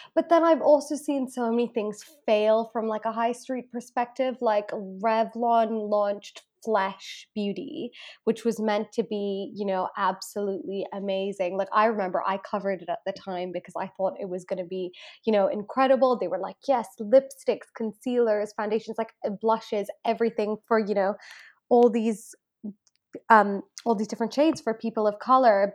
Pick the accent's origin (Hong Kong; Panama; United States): Hong Kong; moved away as an adult; now in United Kingdom; I am Indian ethnically, um, and I did grow up in Hong Kong for my whole life